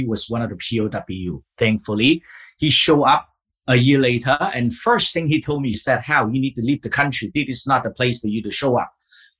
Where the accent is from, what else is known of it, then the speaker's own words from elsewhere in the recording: Vietnam; English is a second language; also born or lived in Vancouver, Canada; now in Seattle, United States; I was born and raised in Vietnam